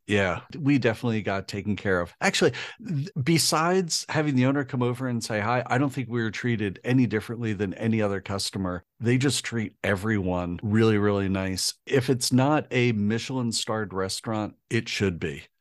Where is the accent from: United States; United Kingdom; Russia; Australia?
United States; being an American